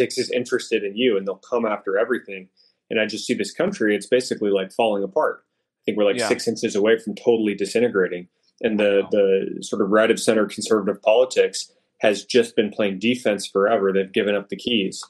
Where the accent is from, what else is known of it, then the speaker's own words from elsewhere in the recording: Tucson, Arizona, United States; also born or lived in San Francisco; I grew up in Tucson, Arizona, where I live now